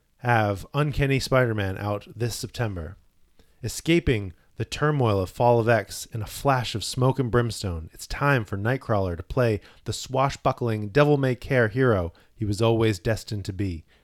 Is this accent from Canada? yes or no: yes; Canada; I'm Canadian.